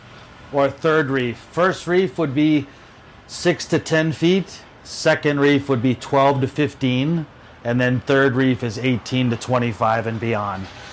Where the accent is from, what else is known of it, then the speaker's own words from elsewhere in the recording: North Shore, Hawaii, United States; Born and raised on the North Shore